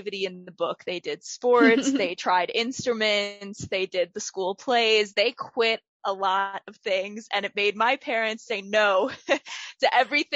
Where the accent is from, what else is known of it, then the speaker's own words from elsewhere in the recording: Villanova, Pennsylvania, United States; I grew up in Villanova, Pennsylvania. I went to Radnor Township School District my whole life, K through 12